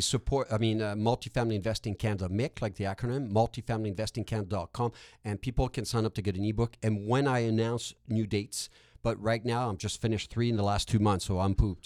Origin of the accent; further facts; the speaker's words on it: Quebec, Canada; accent: Quebec; first language French; English is a second language; I'm francophone. That's not an fake Quebec accent, by the way. Uh, my accent is, is genuinely from Quebec